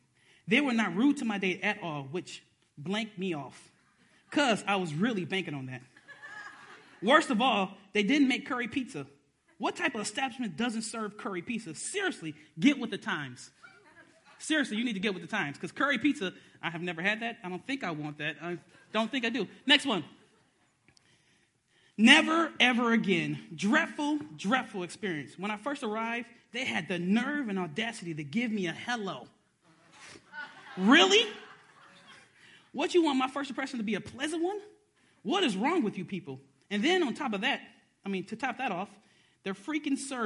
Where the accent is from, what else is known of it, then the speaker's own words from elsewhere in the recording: Detroit, Michigan, United States; I was born in Detroit